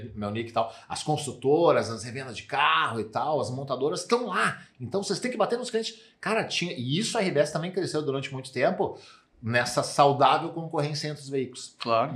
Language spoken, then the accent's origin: Portuguese; Santa Cruz do Sul, Rio Grande do Sul, Brazil; eu sou de Santa Cruz, Santa Cruz do Sul